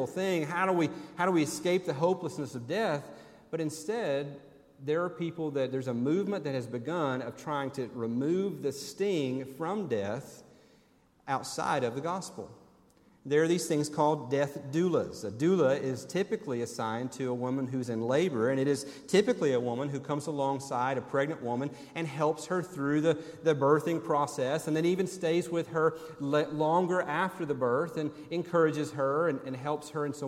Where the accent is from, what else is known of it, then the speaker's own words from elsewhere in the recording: Tennessee, United States; moved away; also born or lived in Birmingham, Alabama; when I grew up in Tennessee.